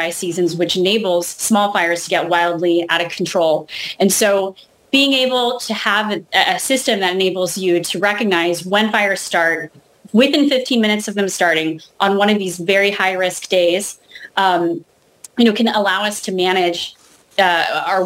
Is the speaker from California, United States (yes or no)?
yes; California, United States; I grew up in California